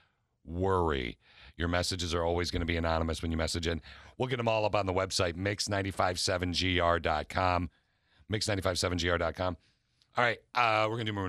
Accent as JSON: {"language": "English", "region": "Michigan", "country": "United States", "tie": "born or raised there", "said": "Born and raised in Michigan, all of us"}